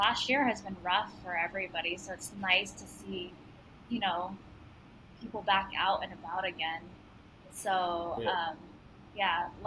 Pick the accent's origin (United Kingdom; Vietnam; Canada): Vietnam; moved away; I was born in Vietnam